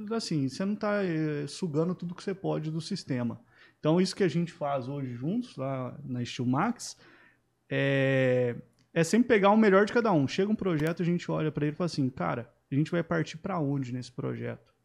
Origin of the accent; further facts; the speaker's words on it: Jacuí, Minas Gerais, Brazil; moved away as an adult; also born or lived in Passos, Minas Gerais; now in Sorocaba, Brazil; sou mineiro